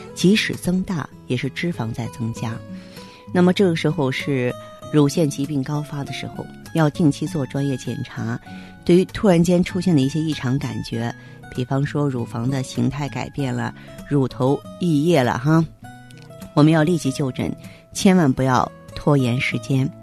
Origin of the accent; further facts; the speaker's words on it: China; 可能我们中国人呢重视脸部